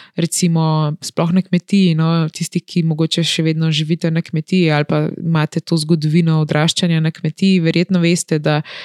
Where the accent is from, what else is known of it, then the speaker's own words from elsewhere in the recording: Slovenia; kako smo Slovenci razpršeni po celem svetu in kako je ta naša mala deželica